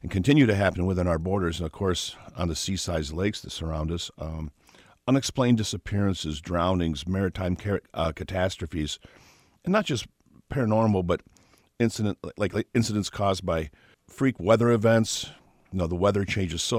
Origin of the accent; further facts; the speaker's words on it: Traverse City, Michigan, United States; I grew up in Traverse City.